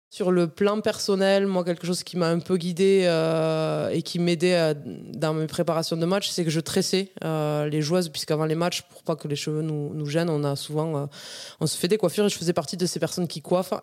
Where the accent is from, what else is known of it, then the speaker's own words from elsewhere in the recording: Ariège, Occitania, France; Mon enfance en Ariège, donc dans un petit village à, à Cérisole, un petit village de 90 habitants